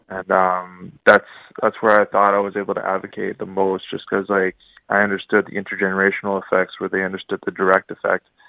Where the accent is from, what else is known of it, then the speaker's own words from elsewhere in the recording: Ottawa, Ontario, Canada; I was born and raised in Ottawa, but, uh, I'm actually Ojibwe from the Tatchuan First Nation